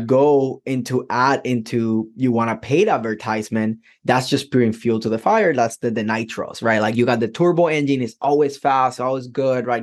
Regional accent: Puerto Rico; now in United States; I am from Puerto Rico, right? Completely different culture than mm-hmm. than what Americans grow

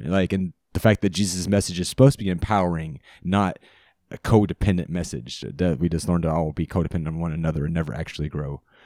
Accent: Charlotte, North Carolina, United States; I grew up in Charlotte, North Carolina

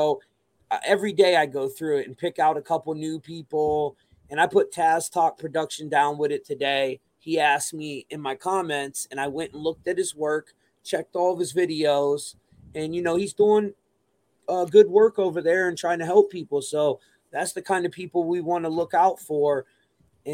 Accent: New York City, New York, United States; I'm from Brooklyn.

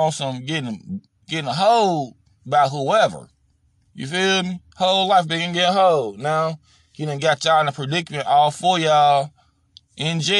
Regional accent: Chicago, Illinois, United States; when I grew up in Chicago

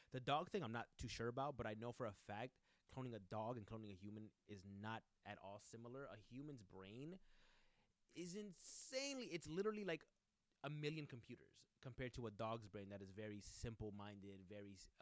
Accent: United States; I'm an American

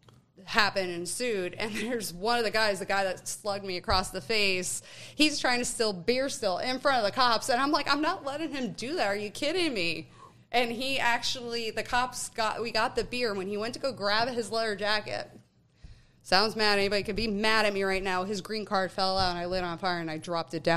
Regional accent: past the Scranton area, Northeast Pennsylvania, United States; I'm originally from Northeast PA, like past that Scranton area

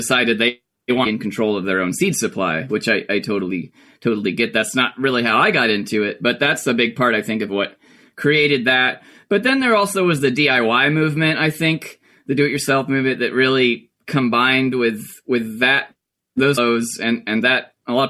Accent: Bakersville, North Carolina, United States; I grew up in Mitchell County, Bakersfield, North Carolina. I was born and raised in Mitchell County

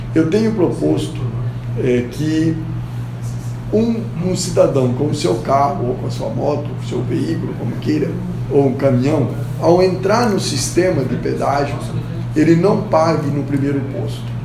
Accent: Rolândia, Paraná, Brazil; nascido e criado em Rolândia

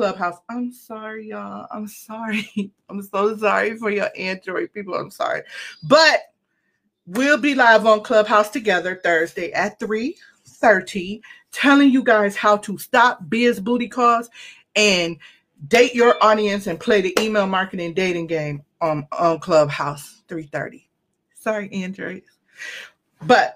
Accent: Cleveland, Ohio, United States; I'm from Cleveland

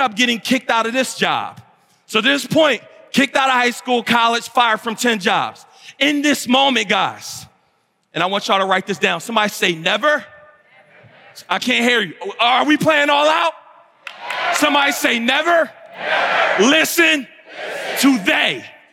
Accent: Philadelphia, Pennsylvania, United States; I'm from West Philly.

